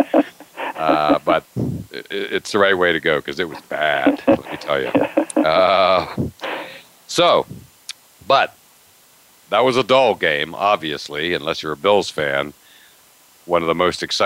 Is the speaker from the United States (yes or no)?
yes; Western Pennsylvania, United States; I grew up in Western Pennsylvania, been to Latrobe many times